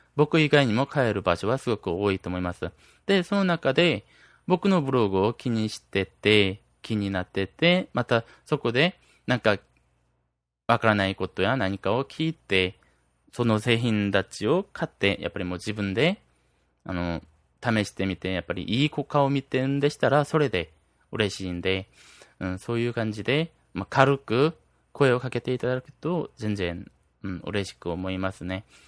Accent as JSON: {"language": "Japanese", "country": "South Korea", "said": "僕、韓国人なんで"}